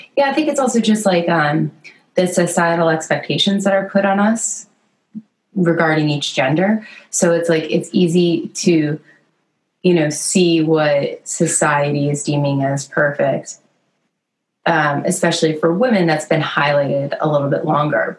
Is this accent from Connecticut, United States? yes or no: yes; Connecticut, United States; I grew up in the Northeast in Connecticut